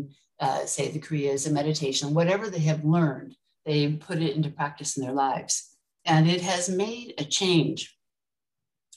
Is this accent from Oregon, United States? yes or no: no; California, United States; moved away as an adult; now in Mauritius; I grew up in California